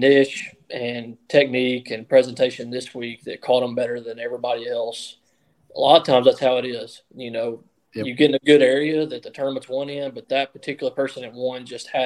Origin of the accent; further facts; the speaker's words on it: United States; I grew up on the Tennessee River